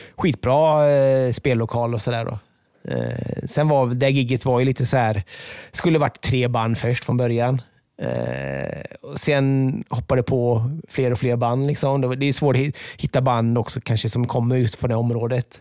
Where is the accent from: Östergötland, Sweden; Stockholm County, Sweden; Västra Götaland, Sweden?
Västra Götaland, Sweden; Borås; moved away; jag är från Borås